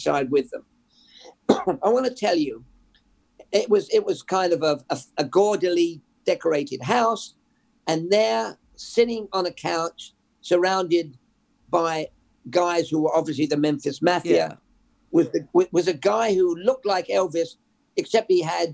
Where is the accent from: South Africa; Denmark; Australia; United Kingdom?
United Kingdom; England; moved away; We listened to a pirate radio growing up in England